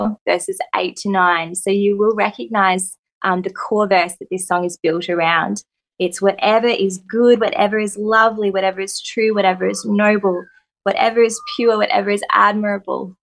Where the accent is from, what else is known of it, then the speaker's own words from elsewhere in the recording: Coffs Harbour, New South Wales, Australia; also born or lived in Southern Highlands; I grew up in Coffs, amazing place to grow up